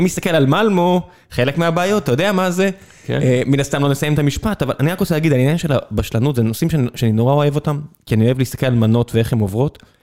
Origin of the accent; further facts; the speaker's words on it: Israel; אני נולדתי כאן